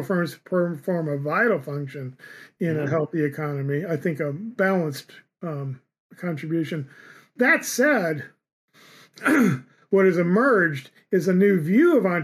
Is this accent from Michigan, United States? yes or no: yes; southern Michigan, United States; also born or lived in Detroit, Michigan; now in San Diego, United States; I grew up in southern Michigan. we moved around a lot